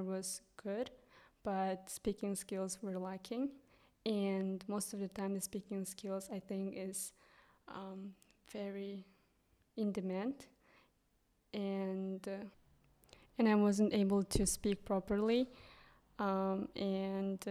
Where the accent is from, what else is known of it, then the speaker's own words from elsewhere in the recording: southern Kyrgyzstan, Kyrgyzstan; first language Kyrgyz; English is a second language; moved away as an adult; also born or lived in United States; now in Hungary; I'm from Kyrgyzstan, and I'm also actually from southern part, which is pretty small village.